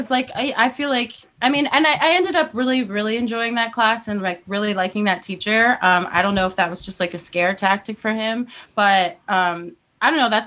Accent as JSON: {"language": "English", "region": "Florida", "country": "United States", "moved": "yes", "said": "I'm originally from Florida, and I was going to school in Orlando"}